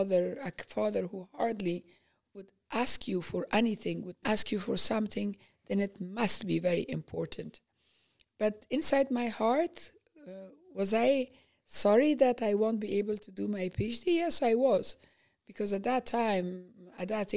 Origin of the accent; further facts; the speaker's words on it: Afghanistan; I say, Afghanistan